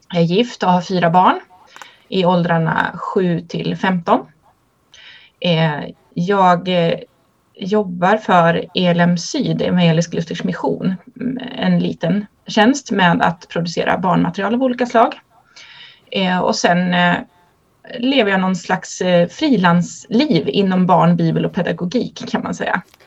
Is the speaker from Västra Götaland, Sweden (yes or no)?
yes; Kinna, Västra Götaland, Sweden; Jag är uppvuxen i Svenska kyrkan i Kinna i Göteborgs stift